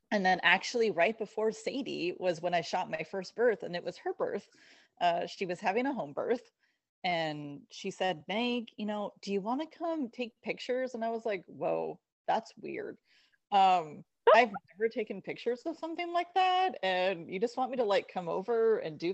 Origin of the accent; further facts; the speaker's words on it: Seattle, Washington, United States; moved away as an adult; also born or lived in Arizona; now in Portland, United States; I was born and bred in Seattle, so I am originally from the Pacific Northwest